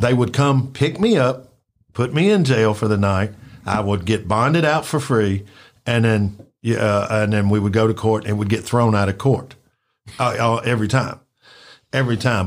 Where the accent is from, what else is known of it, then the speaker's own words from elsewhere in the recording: Memphis, Tennessee, United States; I grew up in Orange Mound.